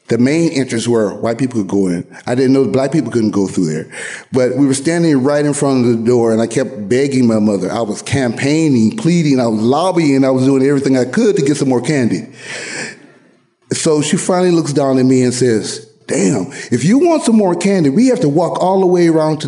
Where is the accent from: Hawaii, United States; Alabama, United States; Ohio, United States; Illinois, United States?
Alabama, United States; Anniston; moved away; also born or lived in San Diego, California / Oakland, California; I was born in Alabama, Anniston, Alabama